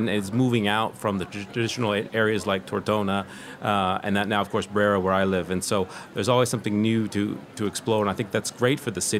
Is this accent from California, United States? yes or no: yes; California, United States; I call it the, the Silicon Valley of, of, of furniture manufacturing because I come from Silicon Valley in California.